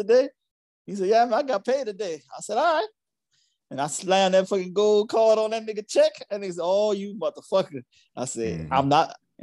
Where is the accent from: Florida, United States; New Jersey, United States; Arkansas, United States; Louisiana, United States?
Louisiana, United States; New Orleans; born or raised there